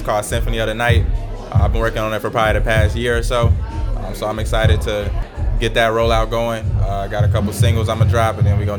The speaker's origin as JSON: {"language": "English", "town": "Freeport", "region": "Illinois", "country": "United States", "moved": "yes", "lives_now": "Chicago, United States", "said": "I'm from Freeport, Illinois, but right now I'm in Chicago."}